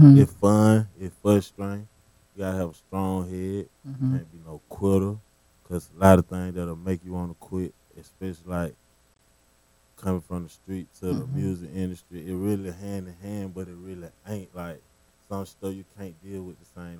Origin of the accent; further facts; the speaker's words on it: Atlanta, Georgia, United States; Yeah, Atlanta.